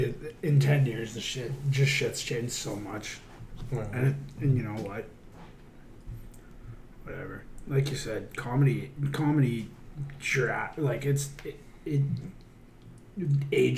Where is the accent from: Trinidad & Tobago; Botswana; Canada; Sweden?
Canada; We're Canadian creators